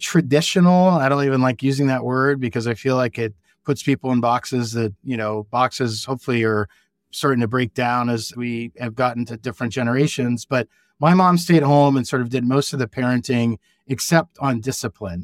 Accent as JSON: {"language": "English", "region": "Virginia", "country": "United States", "tie": "born or raised there", "also_born_or_lived": "New York / Southern California / Kodiak, Alaska / California", "moved": "as an adult", "said": "I grew up in Virginia, I went to the University of Virginia for undergrad"}